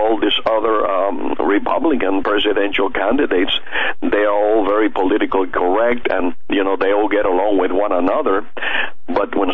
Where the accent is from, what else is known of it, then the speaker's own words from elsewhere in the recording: Cuba; moved away; I was born in Cuba, and I came. I was there during the revolution